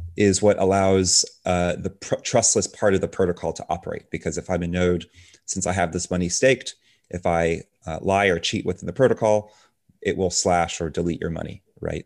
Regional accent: Tampa, Florida, United States; also born or lived in Dominican Republic; moved over here to Tampa, Florida when I was two years old

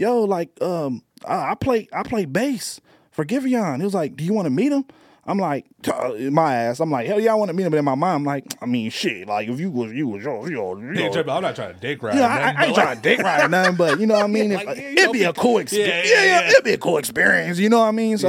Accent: Long Beach, California, United States; We are from Long Beach, California

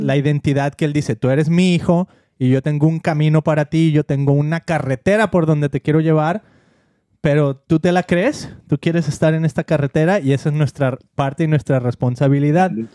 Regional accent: Mexico; now in United States; nuestro país, con México

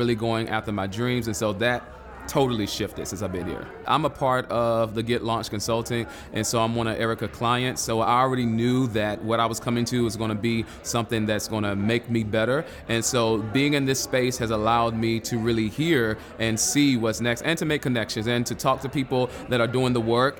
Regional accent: Charlotte, North Carolina, United States; I am from Charlotte, North Carolina, the QC

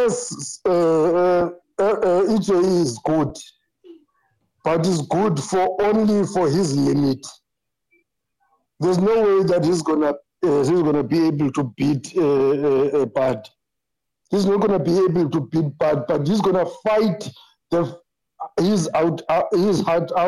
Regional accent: South Africa; I'm from South Africa

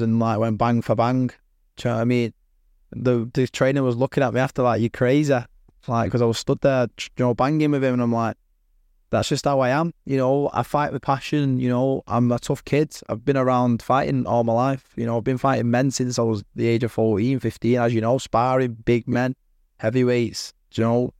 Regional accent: Manchester, North West England, United Kingdom; I'm from Manchester

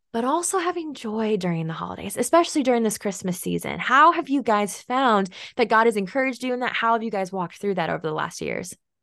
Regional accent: Oregon, United States; a hazelnut farm about eighty acres here in Oregon

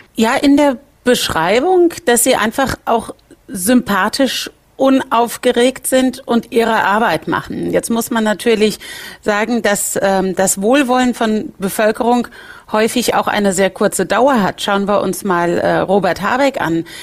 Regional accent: Rhineland-Palatinate, Germany; bei uns in Rheinland-Pfalz sagt man, wie bei einer Schraube nach fest kommt ab

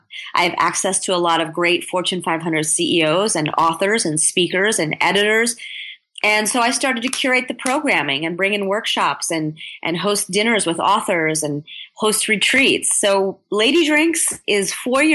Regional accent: United States; I'm American born

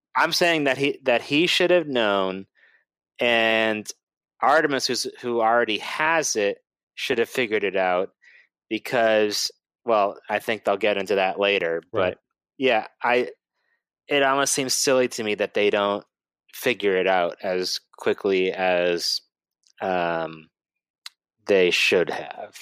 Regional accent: Boston, Massachusetts, United States; moved away; I'm originally from Boston or the Boston area, so they don't pronounce anything correctly over there

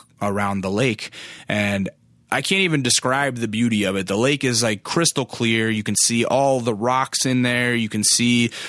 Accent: Alaska, United States; now in California, United States; you grew up in Alaska

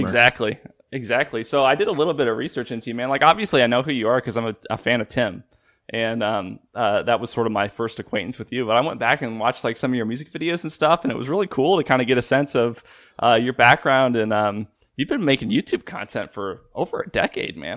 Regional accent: Illinois, United States; I'm from Illinois

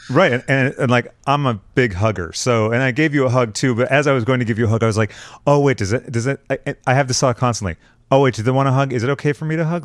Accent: Boston, Massachusetts, United States; I'm originally from the Boston area

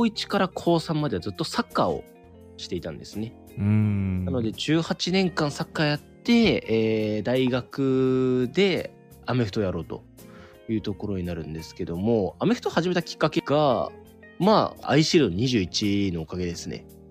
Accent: Tohoku, Japan; moved away as an adult; also born or lived in Kanagawa; 地元がまあ東北で大学がまあ神奈川だったので

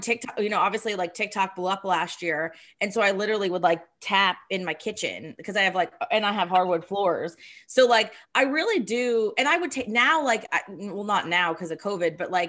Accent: Summit Hill, Pennsylvania, United States; I grew up in Summit Hill, Pennsylvania

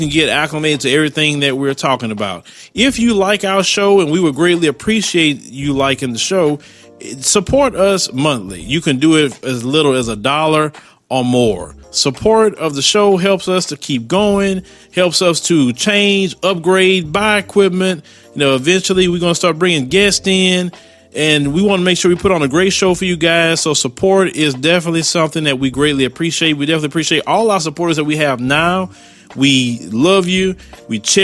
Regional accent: United States; I'm an American. Yes, I was born here. I was raised here

